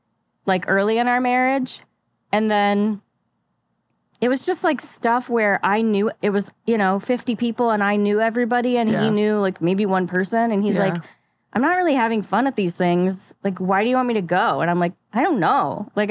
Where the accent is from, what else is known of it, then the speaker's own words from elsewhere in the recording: St. Louis, Missouri, United States; I moved here from Michigan, but I'm from ish St. Louis.